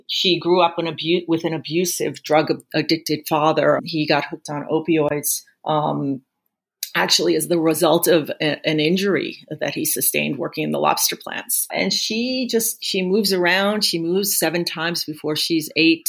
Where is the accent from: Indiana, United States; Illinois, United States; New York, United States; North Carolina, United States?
New York, United States; Brooklyn; moved away as an adult; also born or lived in Washington, D.C.; now in northern New England, United States; I'm a city kid, uh, born and raised in Brooklyn